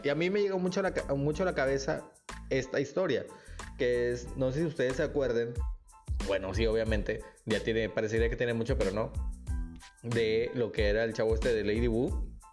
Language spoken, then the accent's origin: Spanish; Nuevo Laredo, Tamaulipas, Mexico; now in Nuevo León, Mexico; de donde yo vengo, en la ciudad donde yo crecí, que es mi hermosísima ciudad de Nuevo Laredo